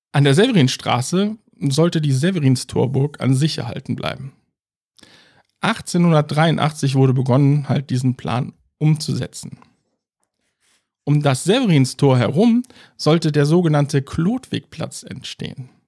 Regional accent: Cologne, North Rhine-Westphalia, Germany

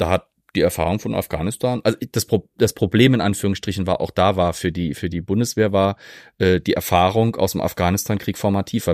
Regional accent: Zweibrücken, Rhineland-Palatinate, Germany; ich komme aus Zweibrücken.

